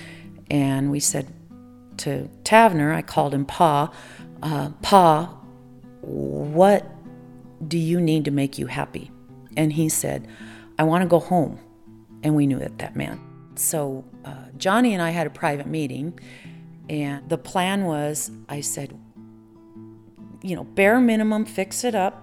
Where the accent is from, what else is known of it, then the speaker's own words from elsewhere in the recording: Nebraska, United States; moved away; I'm originally from Nebraska